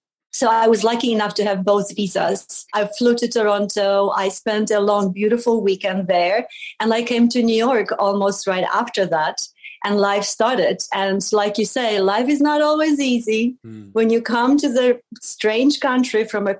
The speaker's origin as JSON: {"language": "English", "country": "Poland", "tie": "born or raised there", "moved": "yes", "said": "I was born in Poland many, many years ago. It was still a communist country. So my childhood was a little bit of, you know, black and white and gray because of the mood in the country."}